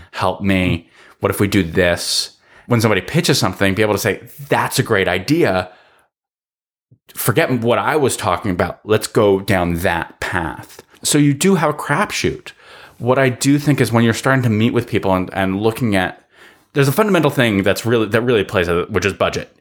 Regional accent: Los Angeles, California, United States; also born or lived in Sherman Oaks; I'm a guy who grew up in the mean streets of Encino, in the San Fernando Valley

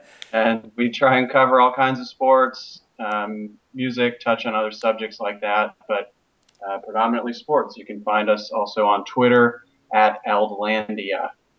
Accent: Michigan, United States; now in Atlanta, United States; I grew up in Michigan

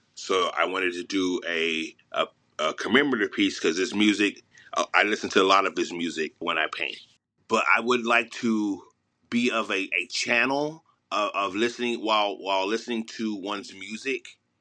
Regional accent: Los Angeles, California, United States; I'm from Mid City, Los Angeles, and I'm a painter

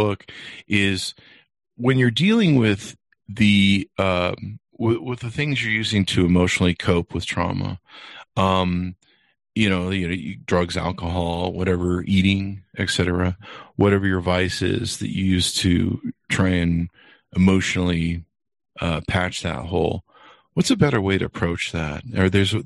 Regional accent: Utah, United States; I was growing up in Utah, which is very heavily religious

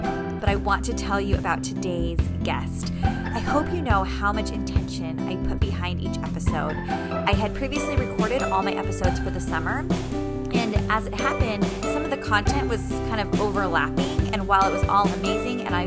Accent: San Diego, California, United States; moved away as an adult; I'm from San Diego, and I went to school in San Diego for college. And so until I was 23 and got married, I never lived anywhere essentially but Southern California

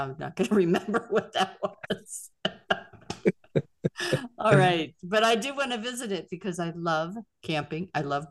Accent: Pittsburgh, Pennsylvania, United States; moved away; I'm from Pittsburgh. Original Steel City.

